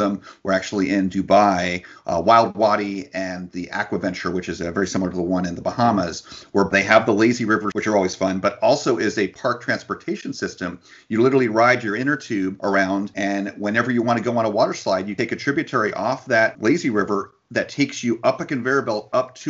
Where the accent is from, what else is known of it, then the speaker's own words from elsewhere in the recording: New Jersey, United States; now in Florida, United States; I grew up in New Jersey